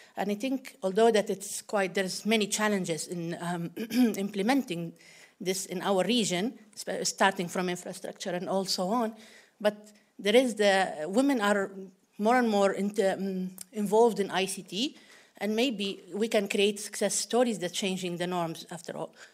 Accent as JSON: {"language": "English", "country": "Libya", "said": "from Libya."}